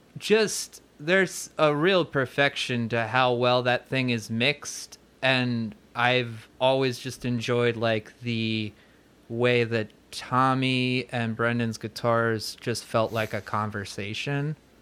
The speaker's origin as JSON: {"language": "English", "town": "Neshanic Station", "region": "New Jersey", "country": "United States", "said": "it's Somerset County, little town called Neshannock"}